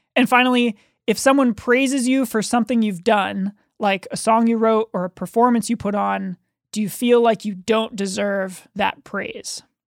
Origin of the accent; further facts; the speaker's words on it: United States; as American children.